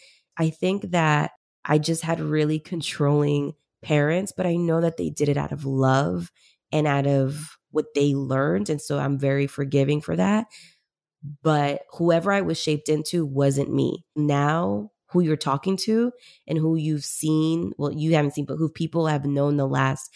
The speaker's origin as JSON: {"language": "English", "country": "Peru", "moved": "yes", "said": "but I came from Peru originally in the 90s. We migrated here."}